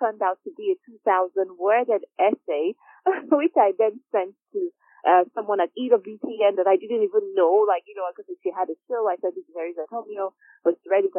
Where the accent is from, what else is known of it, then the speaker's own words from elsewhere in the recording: Nigeria; moved away as an adult; now in United Kingdom; I was born and raised in Nigeria, was educated in Nigeria, came to do my master's in the UK